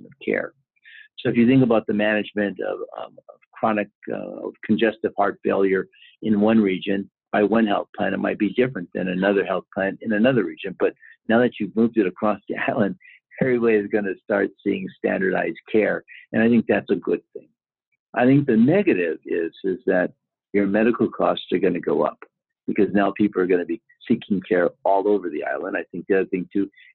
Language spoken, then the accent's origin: English; California, United States; I'm from California